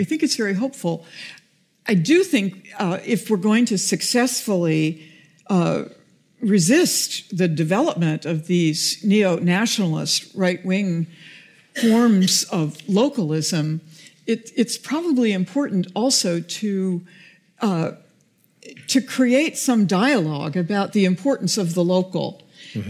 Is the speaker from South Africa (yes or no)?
no; United States; I'm an American